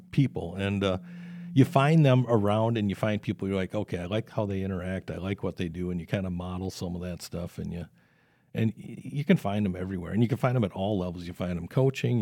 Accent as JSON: {"language": "English", "town": "South Saint Paul", "region": "Minnesota", "country": "United States", "tie": "born or raised there", "said": "had that experience there growing up in South Saint Paul"}